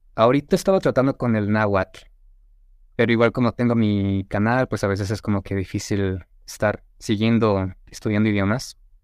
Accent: Toluca, State of Mexico, Mexico; first language Spanish; also born or lived in Tizapán / Mérida; yo nací en Ciudad de México, pero viví como menos de un año, o un año ahí, me mudé a Tizapán, que es como en la zona norte de la Ciudad de México, y a los ocho años me mudé a Toluca y básicamente ahí viví toda mi niñez

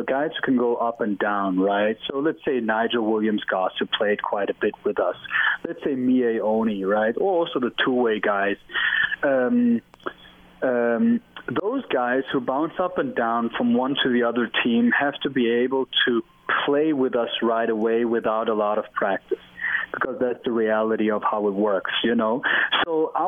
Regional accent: Germany; moved away; I'm from Germany

